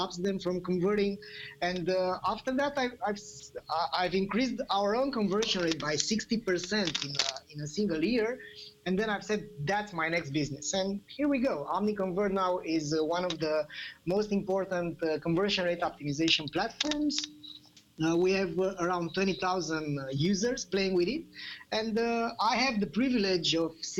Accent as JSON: {"language": "English", "region": "Bucharest", "country": "Romania", "said": "I'm coming from Romania, Bucharest"}